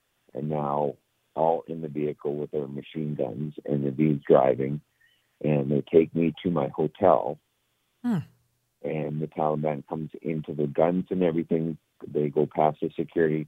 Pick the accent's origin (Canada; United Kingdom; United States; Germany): Canada; I'm from Canada